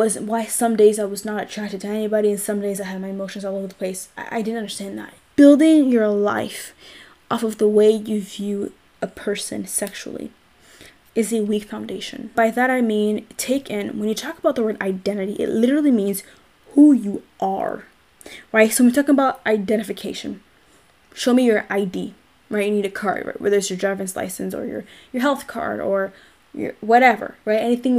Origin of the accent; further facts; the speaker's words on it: Canada; I'm Black. I'm Canadian.